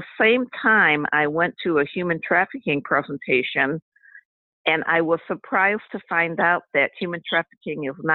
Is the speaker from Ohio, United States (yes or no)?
yes; Cleveland, Ohio, United States; I'm from Cleveland, Ohio, and I was raised in a big family. I'm number 10 of 11